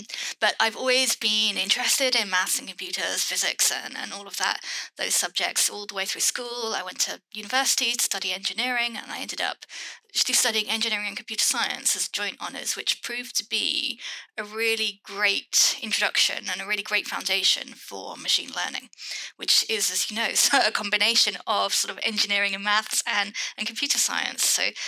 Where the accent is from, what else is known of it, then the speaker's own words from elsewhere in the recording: United Kingdom; I have lived in the UK all my life.